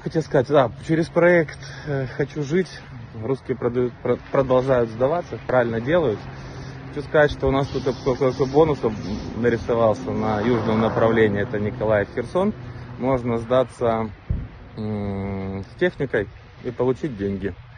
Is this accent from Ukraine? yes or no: yes; Ukraine; мы из Украины.